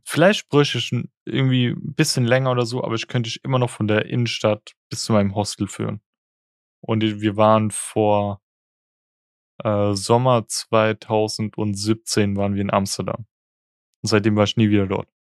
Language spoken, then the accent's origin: German; the Palatinate area, Rhineland-Palatinate, Germany; ich komme auch aus der Ecke